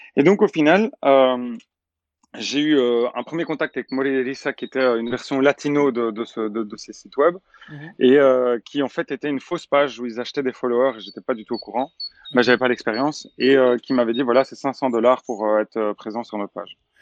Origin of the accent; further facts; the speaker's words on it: Belgium; je suis belge